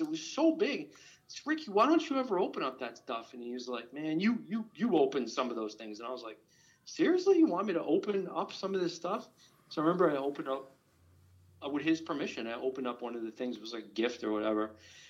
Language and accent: English; New York, United States; Now, I grew up in New York